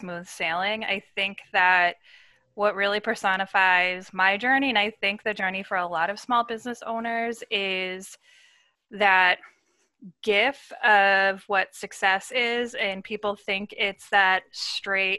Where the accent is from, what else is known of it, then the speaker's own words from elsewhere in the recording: Massachusetts, United States; I grew up in Massachusetts